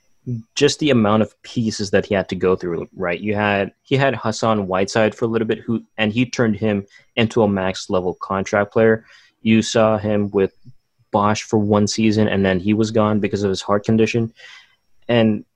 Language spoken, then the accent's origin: English; Philippines; I'm Filipino